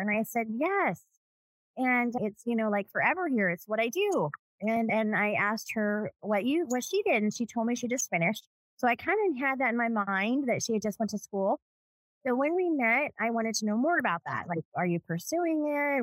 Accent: Los Angeles, California, United States; now in Las Vegas, United States; I was born in 1970 in Southern California, LA. I was adopted.

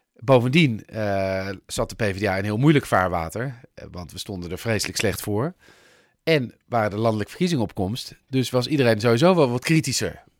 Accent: Netherlands; ik ben een Nederlander

